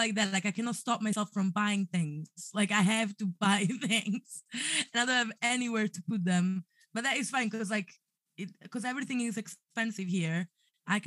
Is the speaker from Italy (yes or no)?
yes; Southern Italy, Italy; English is a second language; moved away as an adult; also born or lived in Scotland; now in London, United Kingdom; I'm from a very small town in the south of Italy and everybody knows each other.